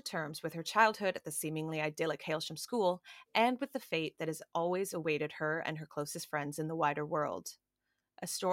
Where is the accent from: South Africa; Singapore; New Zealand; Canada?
Canada; I'm Canadian